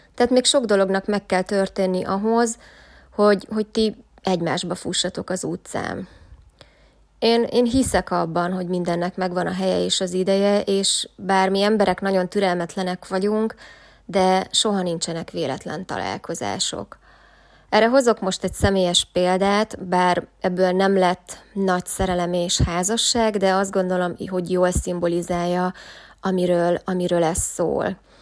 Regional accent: Szombathely, Vas, Hungary; moved away as an adult; én pedig szombathelyi vagyok

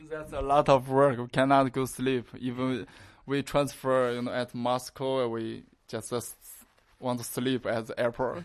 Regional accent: China; we are Chinese.

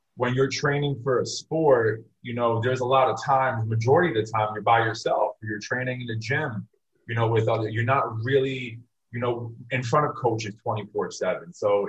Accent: Westchester County, New York, United States; now in Miami, United States; I'm originally from Westchester County, up in New York

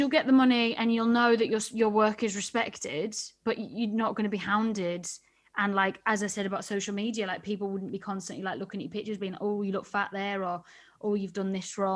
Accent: United Kingdom; I'm very British.

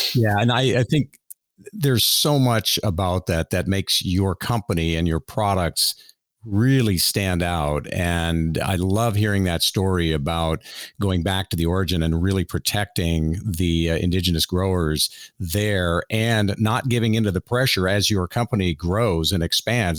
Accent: Miami, Florida, United States; I grew up in South Florida on an organic fruit and vegetable farm

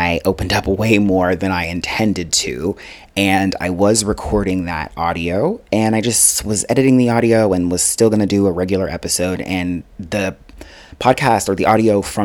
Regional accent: Denver, Colorado, United States; I grew up in Denver, Colorado. So I was born in Denver, Colorado.

